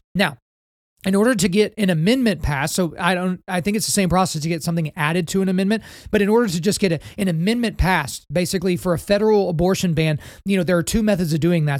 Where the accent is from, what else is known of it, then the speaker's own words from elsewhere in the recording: Oklahoma, United States; my home state of Oklahoma